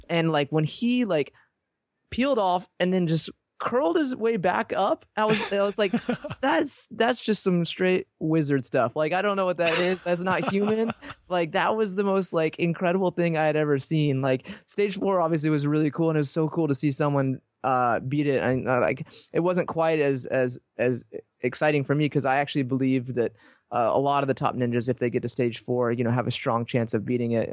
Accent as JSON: {"language": "English", "region": "Texas", "country": "United States", "tie": "born or raised there", "said": "I grew up in Texas"}